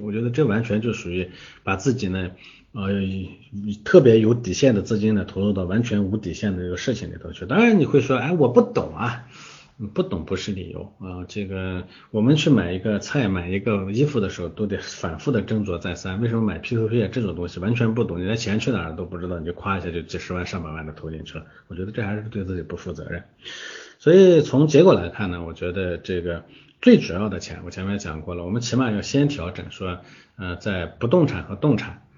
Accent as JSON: {"language": "Chinese", "country": "China", "said": "我们中国人"}